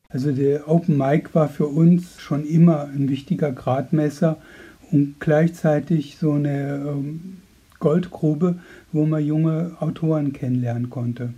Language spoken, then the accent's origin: German; Berlin, Germany; ich bin 23 Jahre alt und komme aus Berlin